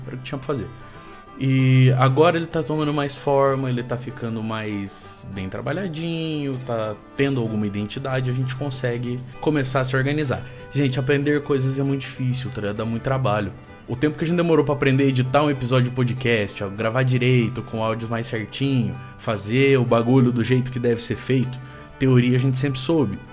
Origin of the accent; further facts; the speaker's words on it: Brazil; a gente é brasileiro e não desiste nunca e de que a gente é brasileiro e deixa as coisas pra última hora